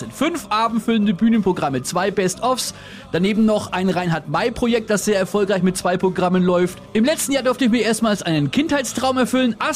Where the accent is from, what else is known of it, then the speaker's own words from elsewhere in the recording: Kulmbach, Bavaria, Germany; das kam damals in meiner Heimatstadt Kulmbach dazu